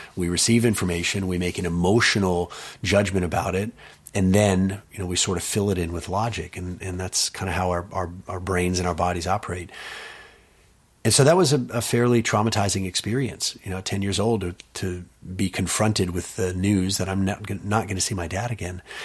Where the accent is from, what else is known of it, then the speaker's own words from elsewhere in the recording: Austin, Texas, United States; I was born in Austin